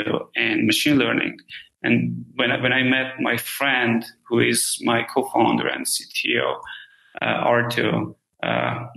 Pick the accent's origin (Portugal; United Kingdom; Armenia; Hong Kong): Armenia; moved away; I'm originally from Armenia